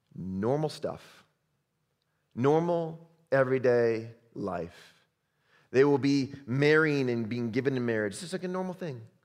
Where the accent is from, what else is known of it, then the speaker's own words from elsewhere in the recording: Chicago, Illinois, United States; I'm from Chicago